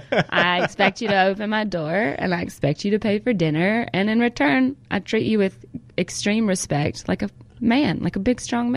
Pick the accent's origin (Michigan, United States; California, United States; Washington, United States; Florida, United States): California, United States; born there; I remember I was born in California, so we used to come back to California all the time.